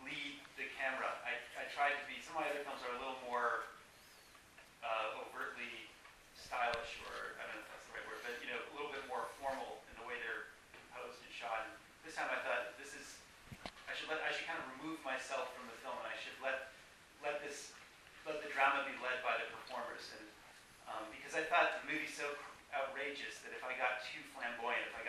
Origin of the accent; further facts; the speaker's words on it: Toronto, Ontario, Canada; Toronto, which is my hometown. You know, a lot of actually people I grew up with.